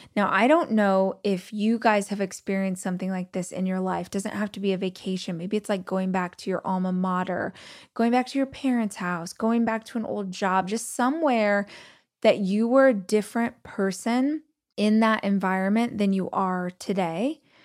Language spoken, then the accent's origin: English; Southern California, United States; moved away; also born or lived in Los Angeles; I grew up in Southern California, lived in Los Angeles